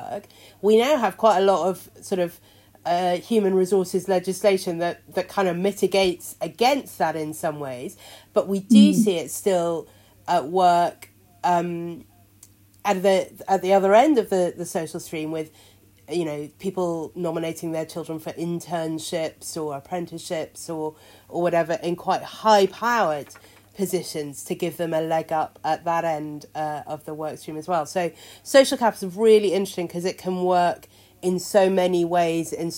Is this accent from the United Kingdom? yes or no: yes; United Kingdom; born or raised there